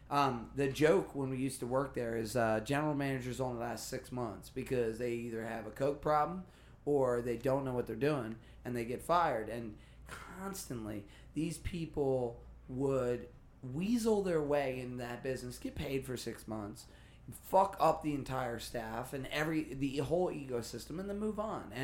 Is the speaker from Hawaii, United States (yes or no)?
no; Kansas, United States; I grew up with Matthews. I'm from Kansas.